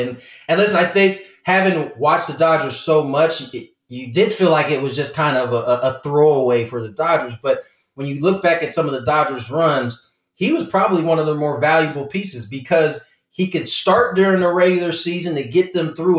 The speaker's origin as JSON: {"language": "English", "town": "San Diego", "region": "California", "country": "United States", "tie": "born or raised there", "said": "my hometown squad, the San Diego Padres"}